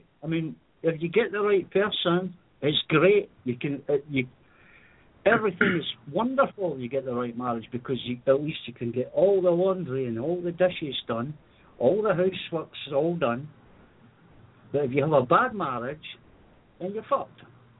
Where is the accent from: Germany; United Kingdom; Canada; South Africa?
United Kingdom; Scotland; I'm Scottish, remember.